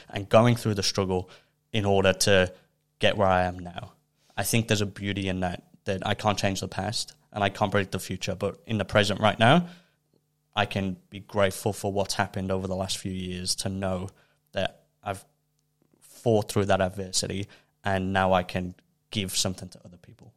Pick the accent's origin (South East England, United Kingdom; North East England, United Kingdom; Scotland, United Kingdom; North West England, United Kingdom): North West England, United Kingdom; Liverpool; now in Melbourne, Australia; where I'm from, I'm from Liverpool in the U K